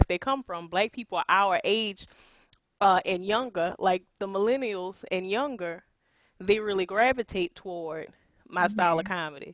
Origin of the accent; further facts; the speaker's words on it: South Louisiana, United States; I'm from South Louisiana.